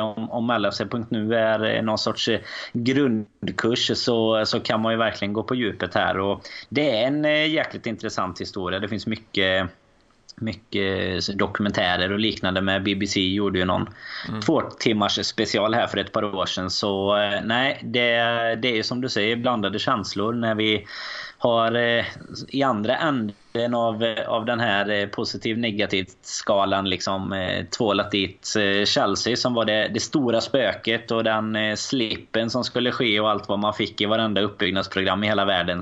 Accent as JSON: {"language": "Swedish", "country": "Sweden"}